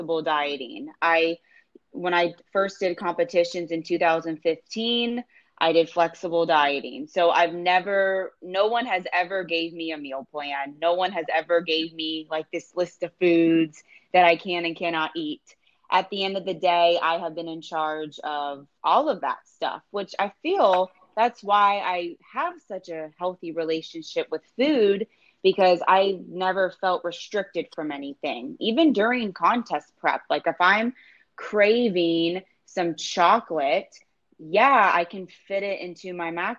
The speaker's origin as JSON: {"language": "English", "town": "St. Petersburg", "region": "Florida", "country": "United States", "tie": "born or raised there", "also_born_or_lived": "Tampa, Florida", "said": "I was born in St. Petersburg, Florida, which is, you know, just over the bridge. And now I'm living over in Tampa. So yeah, pretty much born and raised here"}